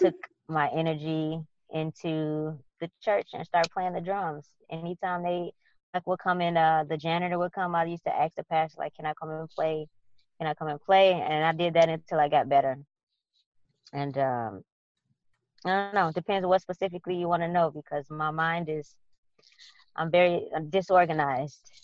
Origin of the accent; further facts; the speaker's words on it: Chicago, Illinois, United States; I grew up on the west side of Chicago